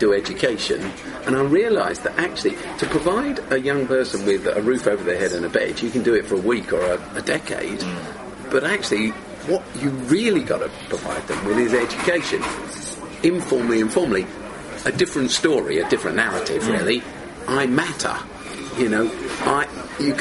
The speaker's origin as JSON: {"language": "English", "region": "London", "country": "United Kingdom", "tie": "born or raised there", "said": "grew up in South London and I went to a dump school"}